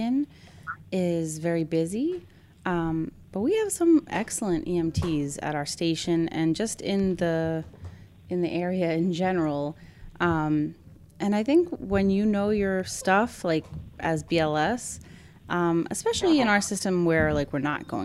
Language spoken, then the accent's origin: English; New York City, New York, United States; I'm from here. Like, I grew up here